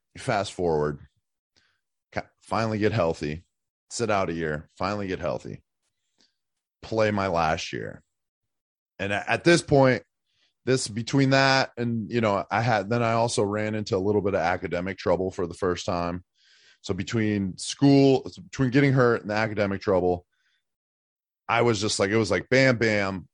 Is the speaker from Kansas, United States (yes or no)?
no; Erie, Pennsylvania, United States; moved away as an adult; I'm from Erie, Pennsylvania. Um, I grew up there till I was, like, eighteen